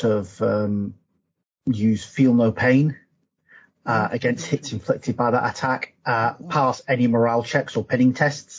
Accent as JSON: {"language": "English", "town": "Newcastle upon Tyne", "region": "North East England", "country": "United Kingdom", "said": "I'm from Benwell"}